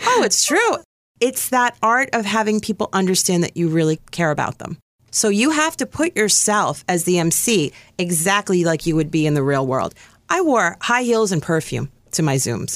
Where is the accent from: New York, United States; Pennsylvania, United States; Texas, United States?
New York, United States; I'm from New York.